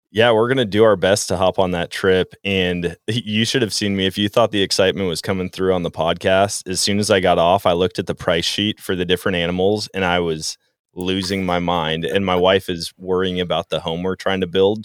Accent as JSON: {"language": "English", "region": "Wisconsin", "country": "United States", "tie": "born or raised there", "said": "growing up in Wisconsin"}